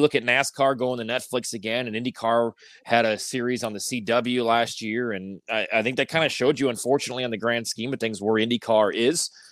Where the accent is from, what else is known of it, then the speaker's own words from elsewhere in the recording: Northwest Indiana, United States; I grew up in Northwest Indiana